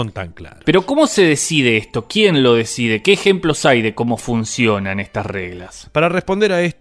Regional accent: Argentina; Yo, por ejemplo, soy argentino, soy bonaerense y soy moronense.

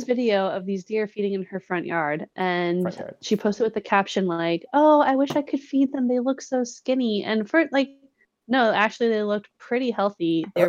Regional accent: Colorado, United States; we true Coloradans pride ourselves on a level of redneckness, while being able to maintain somewhat sophisticated decorum.

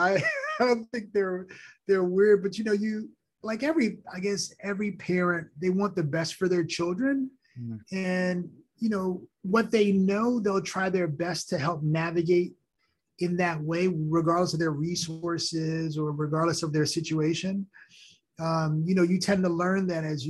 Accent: New York, United States; first language Haitian Creole; English is a second language; My mom and dad, when I grew up in New York, I spoke Creole and French at home as a, with Haitian parents. And I learned English in school

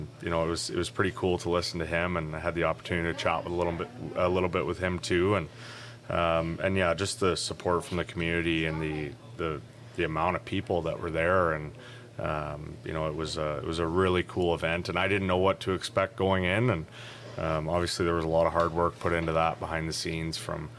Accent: Aldergrove, British Columbia, Canada; moved away as an adult; also born or lived in Prince George, British Columbia; now in Lloydminster, Canada; I grew up in Aldergrove, British Columbia, so about 45-50 minutes east of Vancouver

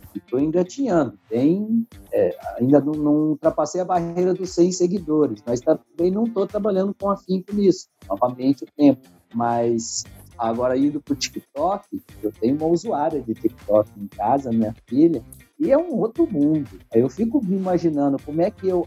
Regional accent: Brazil; nós brasileiros

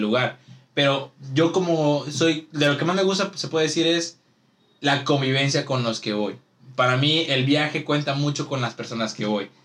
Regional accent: Ciudad Madero, Tamaulipas, Mexico; nosotros que somos de aquí de Madero

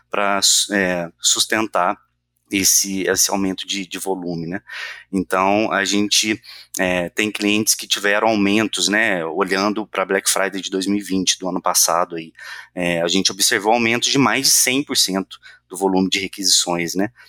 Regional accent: Minas Gerais, Brazil; Sou mineiro

